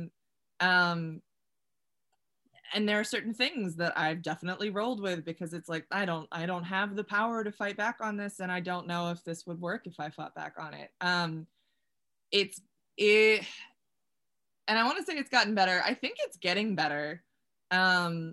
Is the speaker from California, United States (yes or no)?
no; Celebration, Florida, United States; I'm from Florida. Small town called Celebration